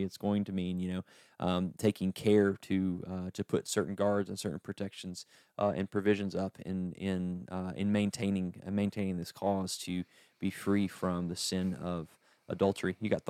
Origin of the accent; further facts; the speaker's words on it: East Tennessee, United States; I'm from East Tennessee.